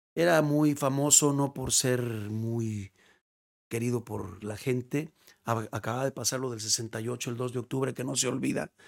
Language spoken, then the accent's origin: Spanish; Mexico; also born or lived in León / Guadalajara; para uno como mexicano